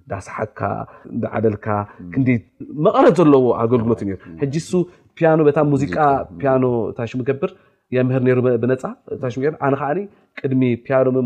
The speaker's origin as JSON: {"language": "Tigrinya", "town": "Asmara", "region": "Maekel", "country": "Eritrea", "tie": "born or raised there", "moved": "yes", "said": "ኣስመራ ተወሊደ ዓብየ"}